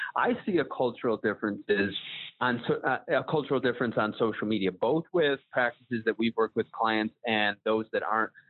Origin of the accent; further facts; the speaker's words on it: Buffalo, New York, United States; I'm from Buffalo, New York.